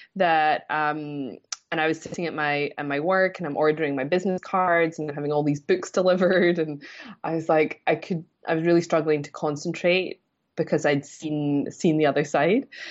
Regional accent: Scotland, United Kingdom; moved away as an adult; I'm originally from Scotland. Um, I've been away from there about thirteen years now.

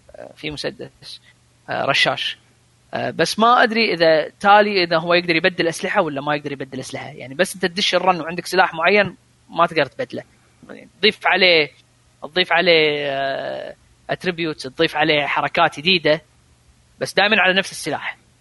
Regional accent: Kuwait; عندنا بالكويت

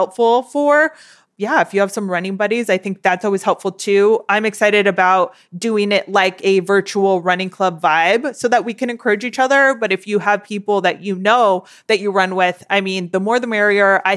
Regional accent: Southern California, United States; I was born and raised in Southern California

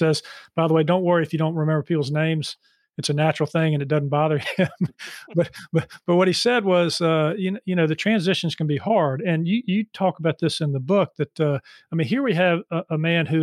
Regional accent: Charlotte, North Carolina, United States; growing up in Charlotte

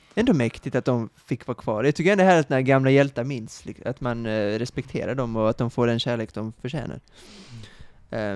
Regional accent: Kristianstad, Skåne, Sweden; moved away; Kristianstad, min, eh, mina hemtrakter

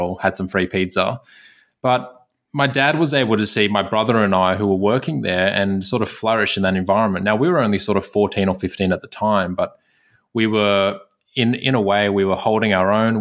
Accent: Sydney, New South Wales, Australia; I was born in Sydney

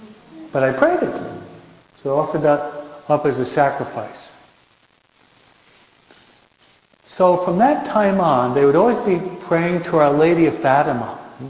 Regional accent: Michigan, United States; I was born in Michigan, not Michoacan.

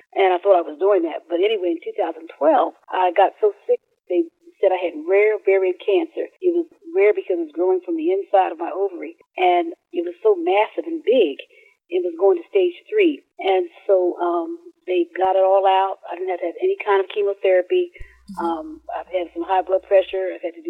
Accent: Philadelphia, Pennsylvania, United States; being born and raised in Philadelphia with some God-fearing parents

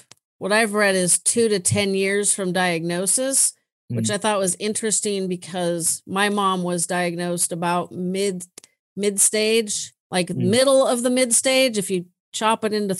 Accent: California, United States; I love my hometown, but holy moly, I'm over it.

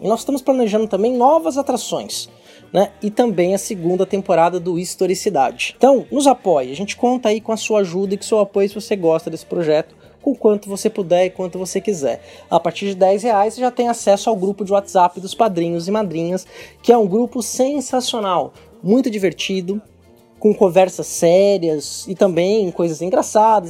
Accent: Brazil; o país que tem a maior população negra fora da África, sim, sim. que somos nós

